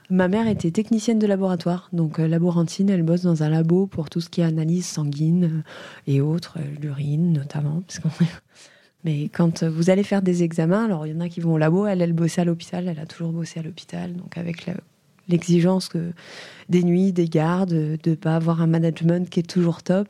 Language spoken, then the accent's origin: French; Langres, Grand Est, France; j'ai grandi à Langres